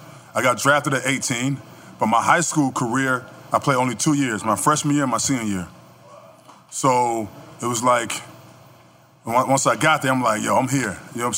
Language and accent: English; Florida, United States; also born or lived in New York / North Carolina; I grew up in Florida. I was raised in New York. And I moved back to Florida for high school.